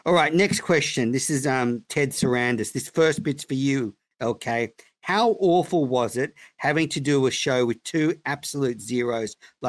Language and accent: English; Bristol, South West England, United Kingdom; from Bristol.